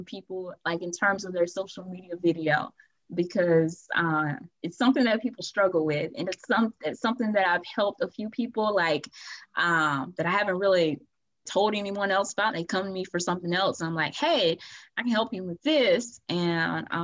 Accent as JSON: {"language": "English", "town": "Atmore", "region": "Alabama", "country": "United States", "tie": "born or raised there", "said": "my hometown of Atmore, Alabama"}